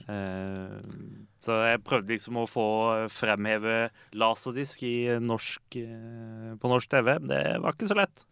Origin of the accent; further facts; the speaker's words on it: Lillesand, Agder, Norway; så er jeg jo fra Lillesand